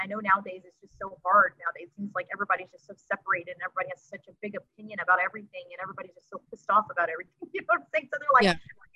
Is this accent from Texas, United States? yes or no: yes; Texas City, Texas, United States; I was born and raised in Texas City, Texas